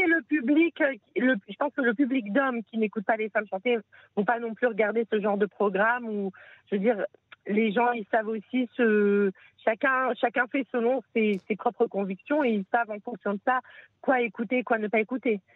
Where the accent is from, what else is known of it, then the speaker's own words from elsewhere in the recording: France; now in Israel; quand on vient de France